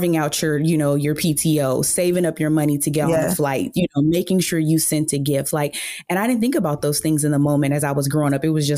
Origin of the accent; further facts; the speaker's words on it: California, United States; I grew up in California